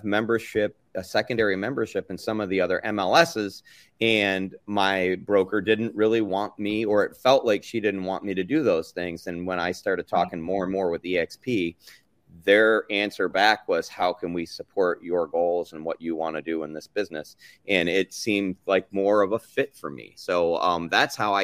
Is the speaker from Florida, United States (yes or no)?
yes; Tampa Bay area, Florida, United States; also born or lived in Michigan; I'm from the Tampa Bay area, originally from Michigan, but I came down here in 1984 and I've been here ever since high school, college